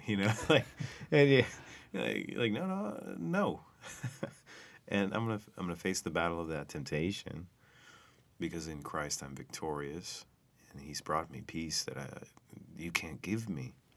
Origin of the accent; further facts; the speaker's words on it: United States; what I've been taught as an American, as a kid growing up